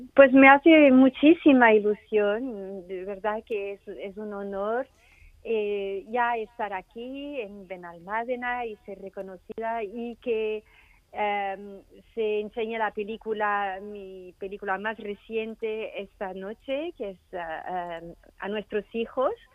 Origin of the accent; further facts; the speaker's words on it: Portugal; como portuguesa